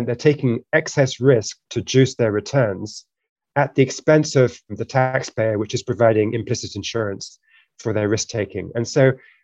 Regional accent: United Kingdom; now in United States; I'm originally British and we both naturalized in the US.

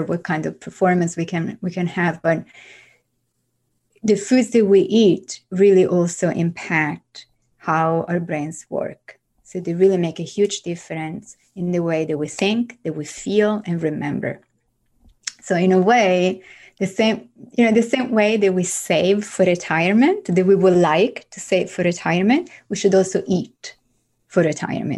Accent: Italy; moved away as an adult; also born or lived in France; now in New York, United States; growing up in Italy

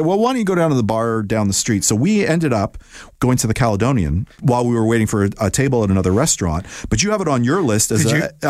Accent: Toronto, Ontario, Canada; I'm born and raised in Toronto and I'm in my 50s.

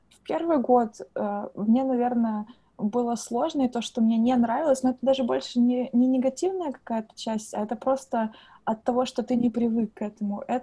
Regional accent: Russia; now in Ireland; то, что сейчас уже невозможно отличить то, что я именно приехала из России, потому что я говорю абсолютно как дублинский человек.

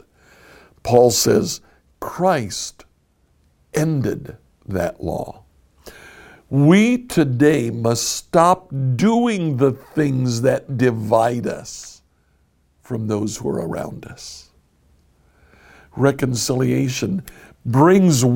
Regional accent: United States; moved away as an adult; also born or lived in Colombia; I grew up as an American. What that means is I did not grow up as a Colombian

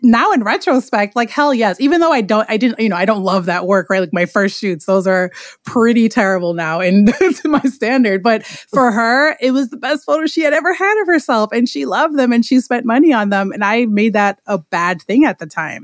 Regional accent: New York City, New York, United States; I am from Queens, New York

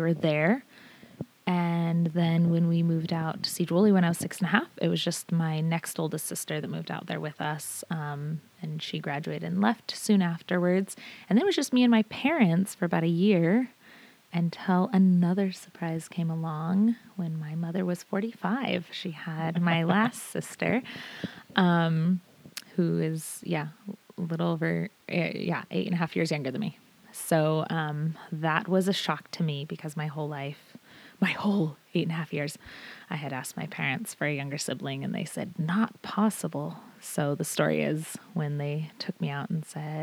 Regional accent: Sedro-Woolley, Washington, United States; also born or lived in Seattle, Washington / Bothell, Washington; I grew up in Cedral Woolley for the most part. Born in Seattle, and Bothell moved out to Cedral Woolley when I was 6 and a half.

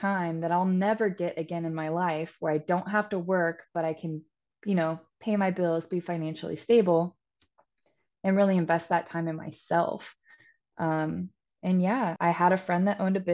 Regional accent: Topeka, Kansas, United States; moved away as an adult; now in Wilmington, United States; I'm originally from Topeka, Kansas, but I moved to Wilmington, North Carolina about 6 years ago.

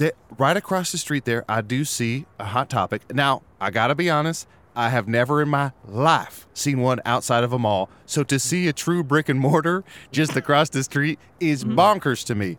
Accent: Texas, United States; Growing up in Texas, a lot of my community, or a lot of people, not my community, but the people in the community, were obsessed with church.

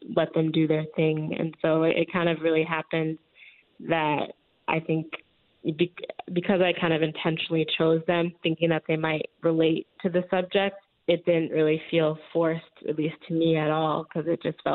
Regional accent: Chicago, Illinois, United States; Growing up in the neighborhood that I grew up in Chicago

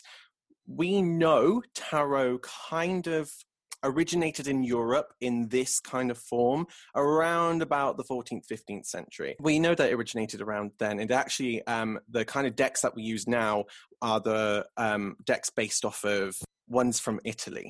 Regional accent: England, United Kingdom; I'm English

